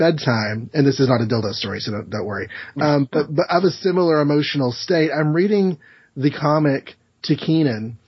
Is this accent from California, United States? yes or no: no; Texas, United States; I'm from Texas